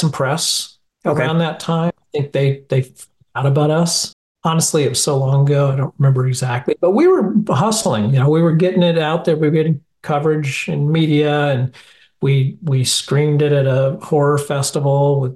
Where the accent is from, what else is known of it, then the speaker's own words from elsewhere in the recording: Los Angeles, California, United States; I grew up in the Hollywood, you know, atmosphere